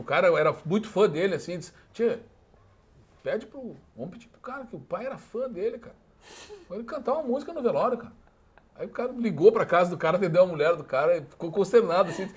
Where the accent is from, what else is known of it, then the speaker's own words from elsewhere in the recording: Alegrete, Rio Grande do Sul, Brazil; moved away as an adult; now in Porto Alegre, Brazil; Eu sou de Alegrete, moro em Porto Alegre